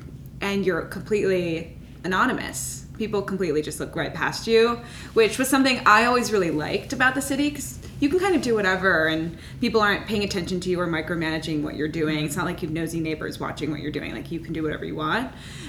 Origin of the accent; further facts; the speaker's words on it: Minnesota, United States; moved away as an adult; I moved to New York from Minnesota for school. So I was very aware of like the difference that it was like living in Minnesota and then immediately moving to New York City